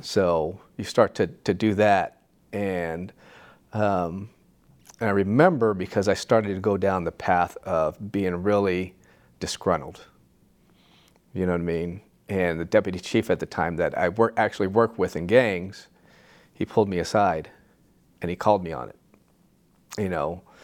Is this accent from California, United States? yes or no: yes; Santa Ana, California, United States; I grew up in Santa Ana in the, you know, the seventies